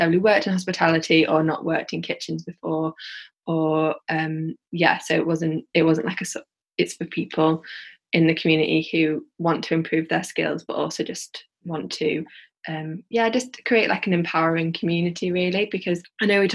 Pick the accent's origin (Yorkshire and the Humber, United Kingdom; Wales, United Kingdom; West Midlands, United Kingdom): Yorkshire and the Humber, United Kingdom; accent: Yorkshire; now in Birmingham, United Kingdom; from my accent, like I'm from like Yorkshire, and I'd love to have a Bulb in maybe like Leeds or Huddersfield, where I grew up